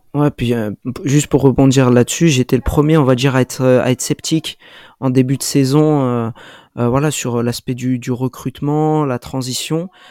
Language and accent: French; France; en tant que Français